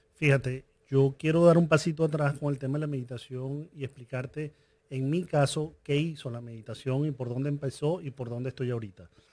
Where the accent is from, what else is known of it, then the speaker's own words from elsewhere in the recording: Venezuela; yo crecí en Venezuela